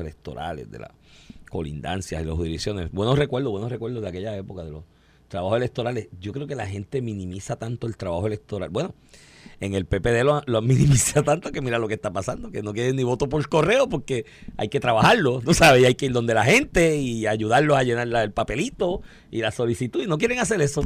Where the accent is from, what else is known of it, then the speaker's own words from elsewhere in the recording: Comerío, Puerto Rico; moved away; es mi pueblo